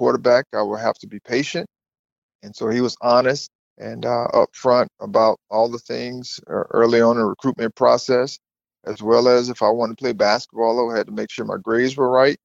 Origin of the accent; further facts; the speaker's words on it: Thomasville, Georgia, United States; I grew up in Thomasville, which is about 45 minutes from Tallahassee